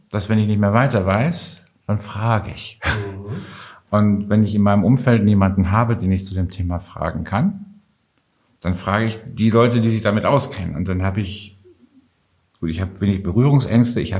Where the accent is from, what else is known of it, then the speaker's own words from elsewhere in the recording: Düsseldorf, North Rhine-Westphalia, Germany; born there; Ich komme ja gebürtig da aus der Ecke von Düsseldorf. Das heißt, wir reden eh den ganzen Tag.